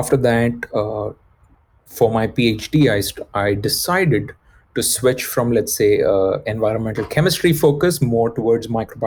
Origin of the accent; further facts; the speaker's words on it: India; moved away; I was brought up in India